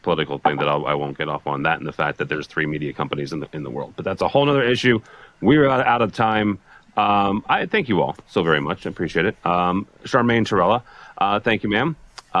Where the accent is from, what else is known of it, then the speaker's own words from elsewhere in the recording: Alton, Illinois, United States; my hometown of Alton, Illinois, which is right on the river across from St. Louis